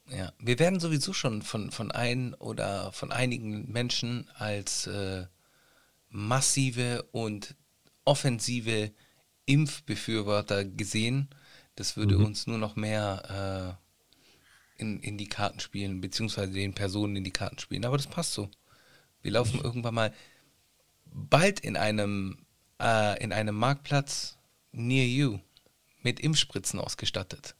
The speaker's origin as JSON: {"language": "German", "country": "Italy", "said": "als Italiener"}